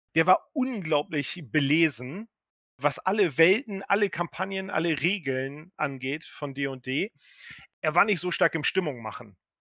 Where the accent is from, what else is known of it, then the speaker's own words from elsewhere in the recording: Delmenhorst, Lower Saxony, Germany; moved away as an adult; now in Berlin, Germany; Ich komme aus der Nähe von Bremen, aus dem sagenumworbenen Delmhorst